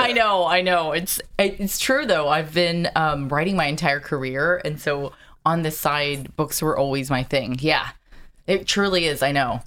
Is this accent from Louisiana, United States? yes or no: no; Carlsbad, California, United States; also born or lived in San Diego, California; I grew up in Carlsbad, which is right next to Del Mar